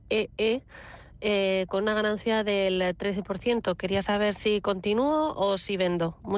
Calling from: Madrid, Community of Madrid, Spain; de Madrid.

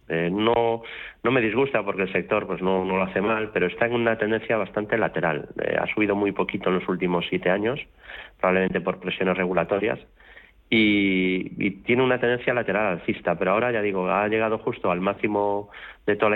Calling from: Madrid, Community of Madrid, Spain; Buenas tardes, soy … de Madrid.

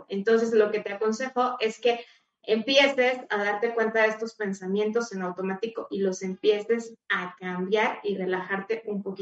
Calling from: Argentina; Buenas tardes … de Argentina

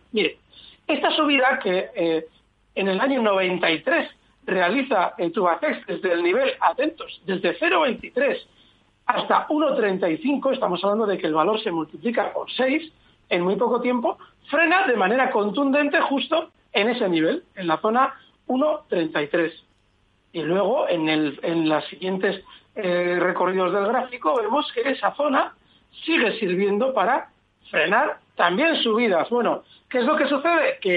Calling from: Vitoria, Basque Country, Spain; de Vitoria

